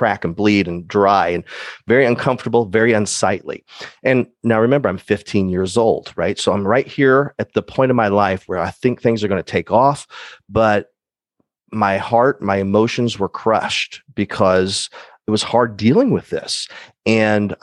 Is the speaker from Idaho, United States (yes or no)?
no; Decatur, Illinois, United States; I'm born and raised in Decatur, Illinois, Central Illinois area.